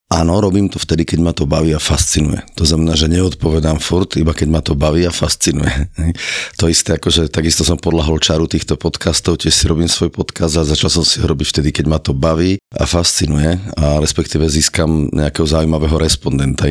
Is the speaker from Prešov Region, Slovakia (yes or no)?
yes; Mengusovce, Prešov Region, Slovakia; Ja som teda ako vyrastal v dedine Mengusovce, ako detstvo som tam prežil pod, pod kopcami